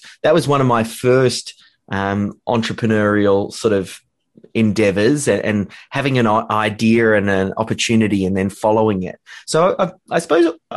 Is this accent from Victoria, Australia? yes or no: yes; Melbourne, Victoria, Australia; here in Australia.